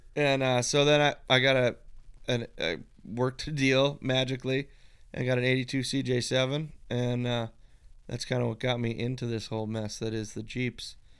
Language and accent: English; East Coast, United States; moved away; I grew up out on the East Coast